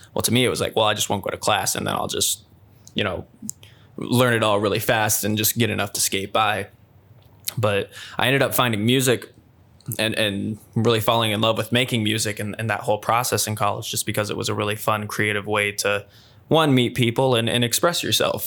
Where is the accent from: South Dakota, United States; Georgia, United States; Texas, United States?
South Dakota, United States; Sioux Falls; moved away as an adult; also born or lived in Storm Lake, Iowa; my hometown, Sioux Falls.